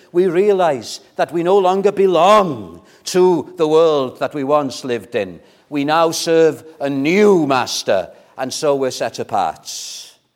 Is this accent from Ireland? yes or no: no; Welsh, Wales, United Kingdom; we're Welsh